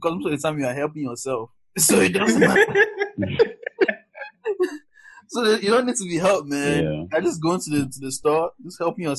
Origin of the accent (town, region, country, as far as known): Cameroon; now in United States